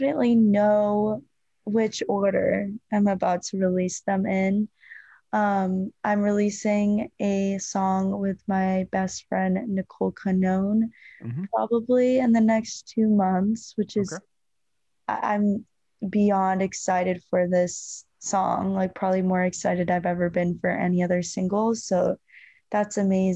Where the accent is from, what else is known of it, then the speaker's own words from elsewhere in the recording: Northern Virginia, United States; moved away as an adult; also born or lived in Arizona; now in Nashville, United States; I'm from Northern Virginia